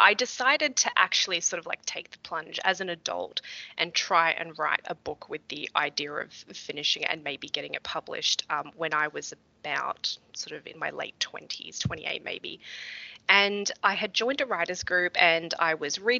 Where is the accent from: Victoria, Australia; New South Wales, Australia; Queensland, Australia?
Victoria, Australia; Melbourne; moved away as an adult; now in Toronto, Canada; So these days I live in Toronto in Canada. We've been here for about 8 years, but I was born and raised in Melbourne